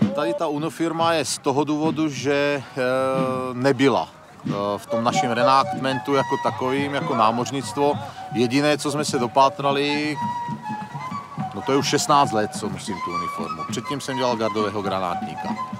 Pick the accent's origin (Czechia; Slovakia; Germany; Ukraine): Slovakia; já pocházím ze Slovenska